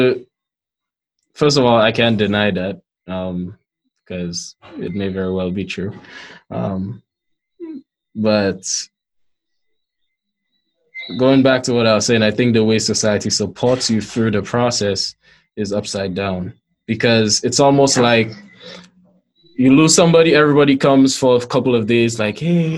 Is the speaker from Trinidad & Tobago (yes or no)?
no; St. Lucia; growing up in St. Lucia